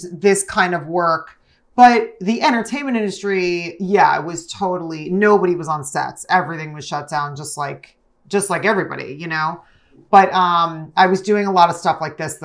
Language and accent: English; New Jersey, United States; youngest of five kids growing up in Jersey